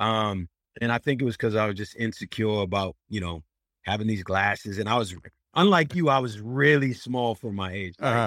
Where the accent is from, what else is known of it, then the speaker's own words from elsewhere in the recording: Worcester, Massachusetts, United States; I did it in my hometown, in my home city, and, uh, uh, and it's in Worcester, Mass. I'm a Boston comedian, but I'm, I'm from Worcester